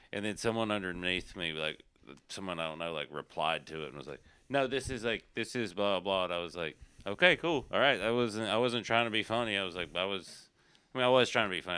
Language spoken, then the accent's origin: English; Appalachian Mountains, United States; I'm from the Appalachian Mountains